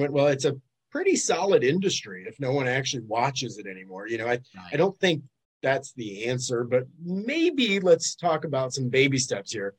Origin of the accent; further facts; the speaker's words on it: Detroit, Michigan, United States; now in Fort Lauderdale, United States; I'm originally from Detroit, but I like the beach a lot better. So I had to make that relocation a number of years back